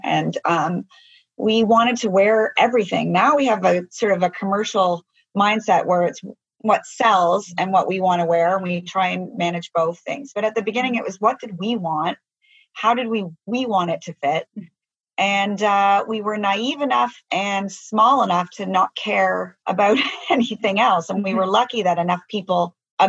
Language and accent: English; Canada; we're Canadian. I think being Canadian is such an asset. It's because we're based in Canada.